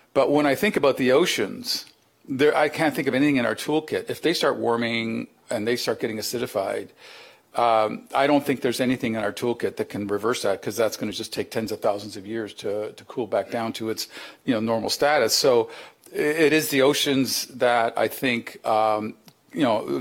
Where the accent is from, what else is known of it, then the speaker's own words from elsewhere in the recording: Canada; as a Canadian, you know, uh, we are a northern you know, uh, you know, country